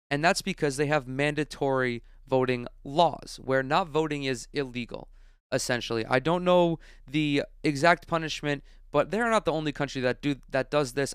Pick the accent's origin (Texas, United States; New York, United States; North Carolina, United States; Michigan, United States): New York, United States; New York, my home state